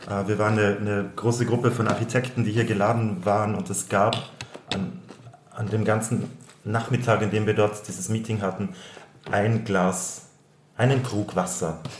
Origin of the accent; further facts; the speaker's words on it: Carinthia, Austria; accent: Austrian; moved away as an adult; also born or lived in Vienna; Ich bin Österreicher, wie du an meinem äh, Dialekt vielleicht schnell hören wirst können, bin ich aus Österreich. Ich bin aus dem Süden Österreichs, aus Kärnten. Dort bin ich aufgewachsen